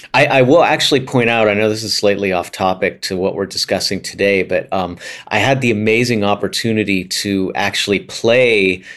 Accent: Pittsburgh, Pennsylvania, United States; now in New York, United States; And when I grew up in Pittsburgh, the music scene there is a smaller music scene, and you tend to have the opportunity to play a lot of different styles if you want to. And in New York, once I came here, it's such a big scene

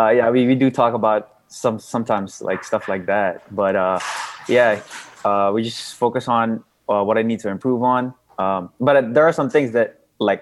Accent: Visayas, Philippines; first language Cebuano (Bisaya); English is a second language; My first language was another dialect in the Philippines, which was Bisaya.

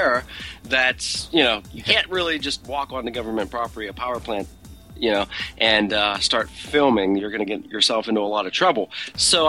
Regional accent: Pittsburgh, Pennsylvania, United States; moved away; we have people back in my hometown of Pittsburgh

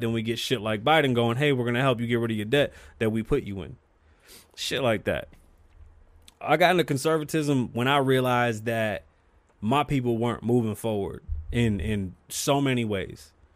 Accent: New York City, New York, United States; I'm from the Bronx, New York

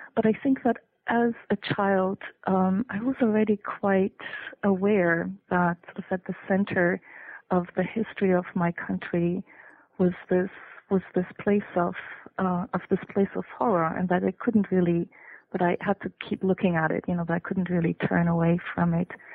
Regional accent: Germany; English is a second language; moved away as an adult; also born or lived in Detroit, United States / North Carolina, United States; now in Iowa, United States; I was born in Germany. I was grew up in Germany

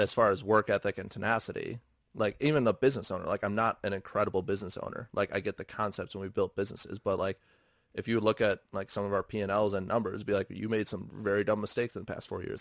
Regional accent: Milwaukee, Wisconsin, United States; I'm from Milwaukee. Like, rehabbing a building in Milwaukee with people that I know and interact with and grew up

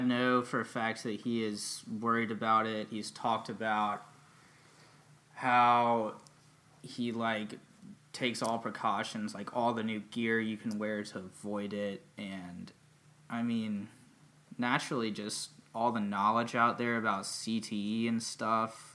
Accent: Charlotte, North Carolina, United States; I was born in Charlotte, in 1995, born and raised

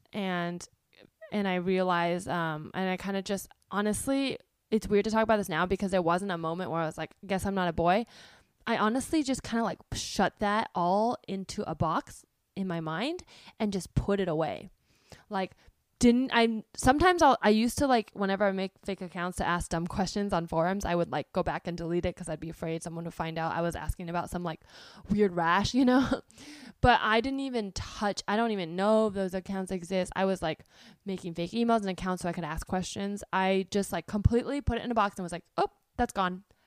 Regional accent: Palo Alto, California, United States; I grew up in Palo Alto, which is, um, a town in the Bay Area

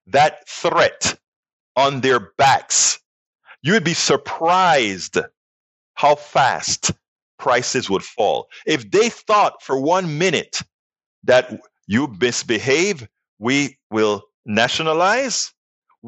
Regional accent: United States; we as American citizens

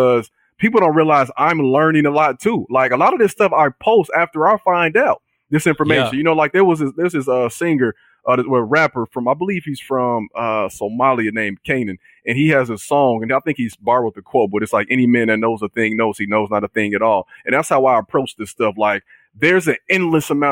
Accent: Chicago, Illinois, United States; I come from Chicago

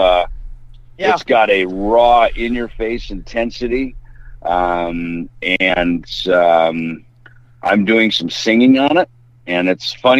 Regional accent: Midwest, United States; moved away as an adult; also born or lived in California; now in Arizona, United States; I grew up in the Midwest

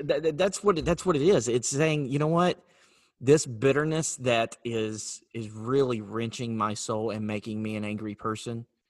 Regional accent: North Carolina, United States; moved away; I'm from North Carolina originally

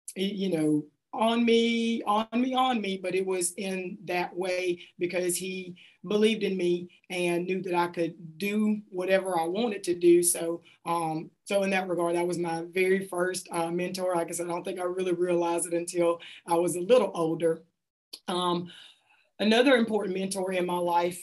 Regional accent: Kelly Settlement, Mississippi, United States; grew up in a community outside of Hattiesburg called uh, Kelly Settlement and I graduated from South Jones High School in Ellisville, Mississippi.

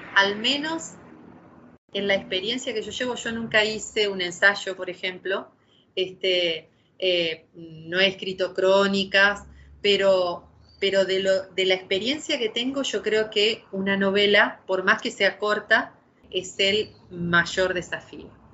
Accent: Santa Fe, Argentina; somos dos mujeres santafesinas

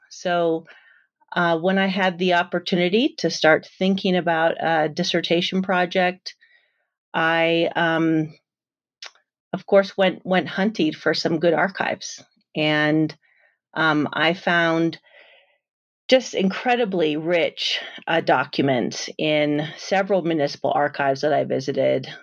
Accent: San Jose, California, United States; I'm a Mexican-American, and I grew up in San Jose, California

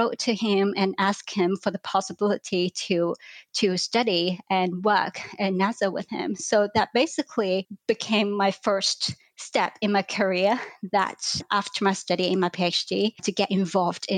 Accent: Hong Kong; moved away as an adult; also born or lived in London, United Kingdom; I grew up in Hong Kong.

